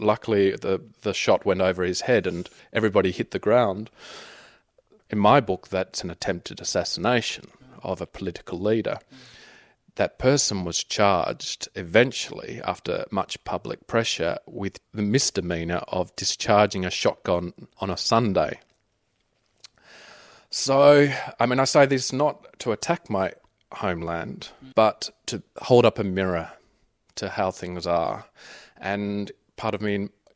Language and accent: English; Tasmania, Australia; now in Berlin, Germany; I grew up in the 70s in Tasmania, and 80s.